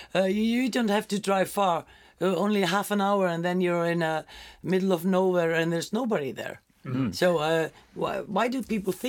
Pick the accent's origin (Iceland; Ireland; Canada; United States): Iceland; I'm from Iceland. I'm used to being like maybe 3 or 4 persons looking at a waterfall.